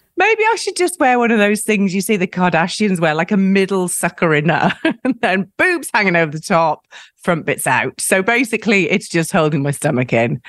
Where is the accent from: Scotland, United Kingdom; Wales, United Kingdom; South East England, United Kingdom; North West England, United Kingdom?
Wales, United Kingdom; South; moved away; I grew up in South Wales